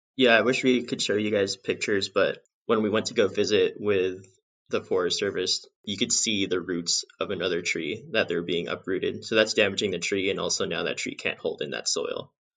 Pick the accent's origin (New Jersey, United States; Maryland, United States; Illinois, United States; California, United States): California, United States; Southern; also born or lived in Bishop, California / Devils Tower, Wyoming; I grew up in Southern California